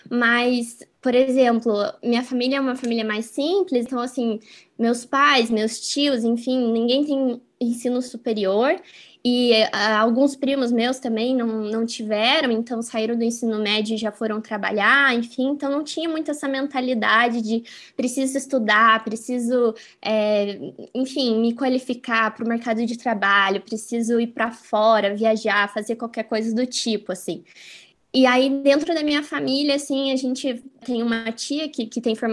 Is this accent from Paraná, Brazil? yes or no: yes; Curitiba, Paraná, Brazil; also born or lived in Franca, São Paulo / Spain / Pato Branco, Paraná; eu nasci em Franca, que é uma cidade do interior de São Paulo, e vim para Curitiba, eu era pequena ainda, eu tinha 3, 4 anos de idade. E aqui, assim, né, enfim, minha cidade agora eu me sinto, né, curitibana totalmente.